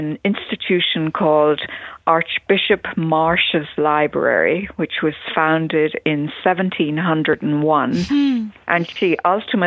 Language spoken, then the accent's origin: English; Dublin, Leinster, Ireland; moved away as an adult; now in Wisconsin, United States; I grew up in Dublin in Ireland. I was born there